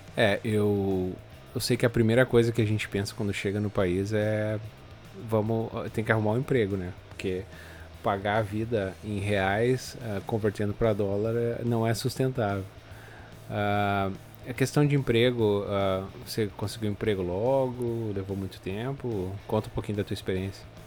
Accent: Novo Hamburgo, Rio Grande do Sul, Brazil; moved away as an adult; also born or lived in Porto Alegre; now in Canada; eu vim de Porto Alegre, na verdade, a minha cidade de Novo Hamburgo ali fica na região metropolitana de Porto Alegre

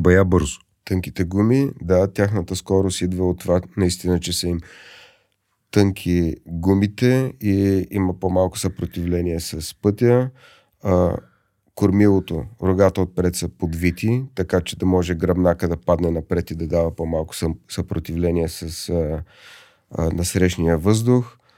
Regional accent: Pleven, Pleven Province, Bulgaria; Аз съм от Плевен.

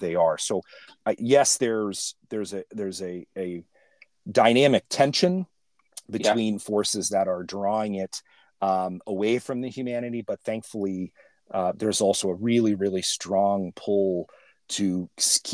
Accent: California, United States; I grew up in California

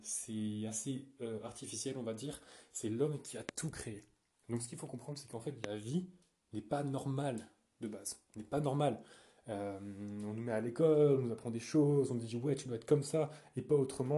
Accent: France; je suis français

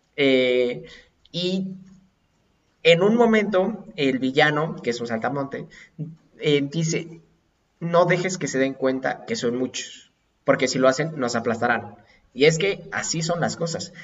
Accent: Mexico; somos mexicanos

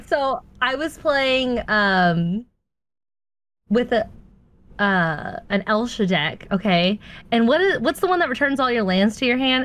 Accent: Atlanta, Georgia, United States; I'm from Atlanta

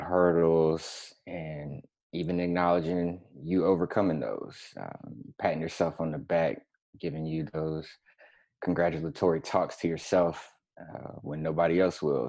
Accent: Florida, United States; moved away as an adult; also born or lived in Atlanta / Seattle / Tampa / Gainesville; I am from Florida, first and foremost, um, born and raised

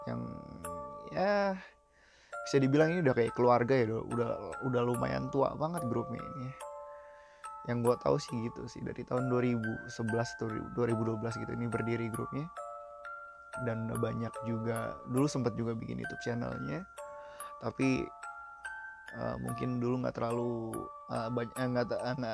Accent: East Jakarta, Jakarta, Indonesia; Gue kan dari Jakarta Timur juga, perbatasan Bekasi, Pengasinan

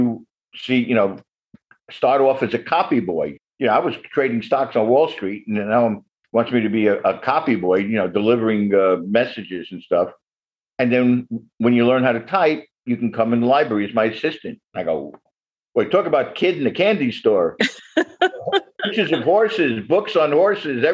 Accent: New York City, New York, United States; also born or lived in New Jersey; now in Connecticut, United States; I grew up in Brooklyn, New York

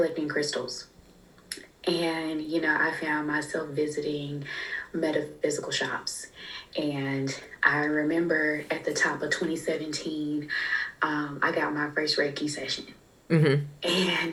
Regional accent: Fort Worth, Texas, United States; moved away as an adult; also born or lived in Orange, California; I'm from Fort Worth, Texas, and I had moved away from home to Orange, California, going to school out there

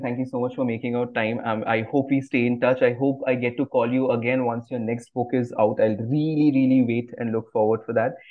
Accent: India; I grew up eating mangoes in India.

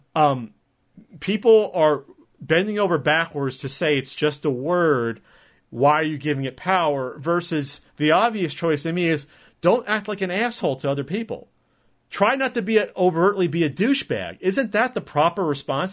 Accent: New Jersey, United States; moved away as an adult; now in San Diego, United States; I'm from Jersey

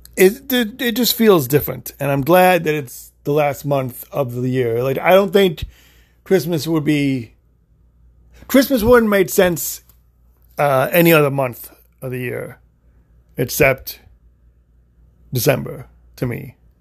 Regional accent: Illinois, United States; now in Florida, United States; I live in Florida, but I grew up in Illinois.

